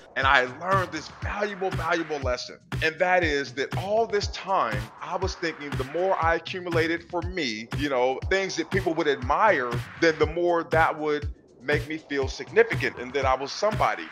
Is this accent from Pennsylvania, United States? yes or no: no; Portland, Oregon, United States; I grew up in Northeast Portland in the 80s